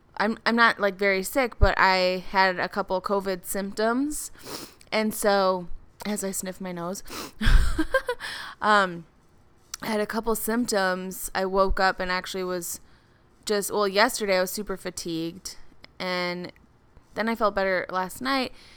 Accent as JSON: {"language": "English", "town": "Minneapolis", "region": "Minnesota", "country": "United States", "said": "I'm from the Minneapolis area"}